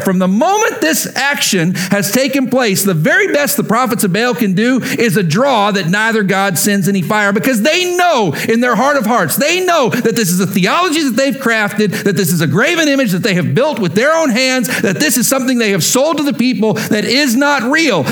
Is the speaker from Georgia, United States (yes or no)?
no; Lubbock, Texas, United States; moved away as an adult; also born or lived in Oklahoma; I grew up in Lubbock, every picture of me as a little kid is me in a Texas Tech shirt